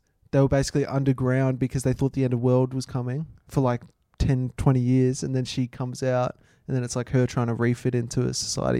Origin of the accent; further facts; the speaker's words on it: Amsterdam, North Holland, Netherlands; From Amsterdam. Bruh. I'm from Amsterdam.